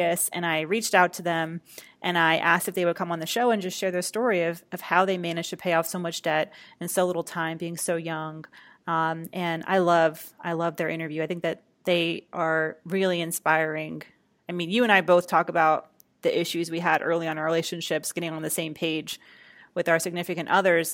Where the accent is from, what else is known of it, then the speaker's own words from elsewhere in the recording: Atlanta, Georgia, United States; my hometown, Atlanta, Georgia